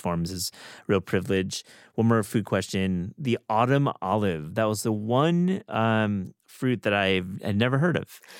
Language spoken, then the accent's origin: English; West Michigan, United States; now in Hudson Valley, New York, United States; where I grew up in West Michigan